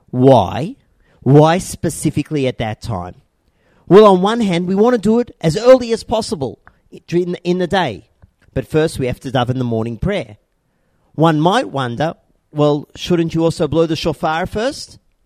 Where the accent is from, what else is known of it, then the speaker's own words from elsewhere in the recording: Australia; now in Tzur Hadassah, Israel; growing up in Australia